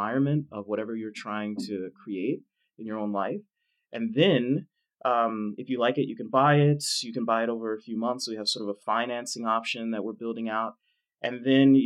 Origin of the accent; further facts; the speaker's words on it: Dallas, Texas, United States; I grew up in Dallas, poor neighborhood